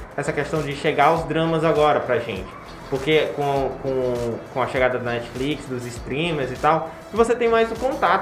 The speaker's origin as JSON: {"language": "Portuguese", "country": "Brazil", "said": "Eu sou brasileiro, eu sou latino, meu sangue é quente"}